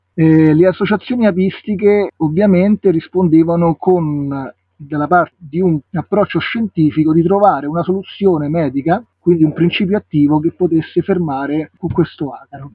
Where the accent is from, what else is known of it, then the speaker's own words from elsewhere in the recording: Rome, Lazio, Italy; moved away as an adult; now in Liguria, Italy; sono nato a Roma, ma mm, all'età di 24 anni sono andato a vivere in una realtà di campagna